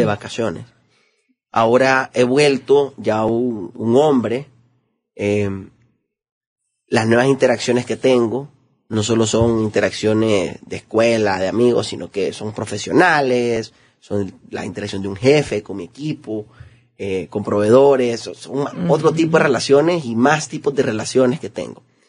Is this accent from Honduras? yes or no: yes; Honduras; los hondureños tenemos mucho potencial